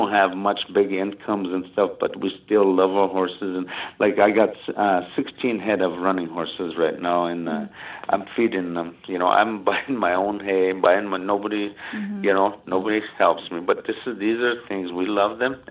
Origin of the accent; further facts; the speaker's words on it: United States; grew up in a tough reservation